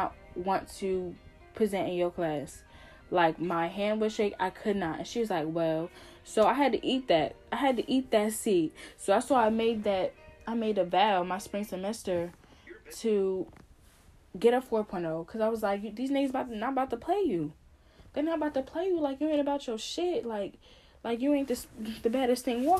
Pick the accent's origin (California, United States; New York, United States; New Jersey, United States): New Jersey, United States; moved away as an adult; also born or lived in North Carolina; I'm from New Jersey and I went to school in North Carolina, 7 hours away from home.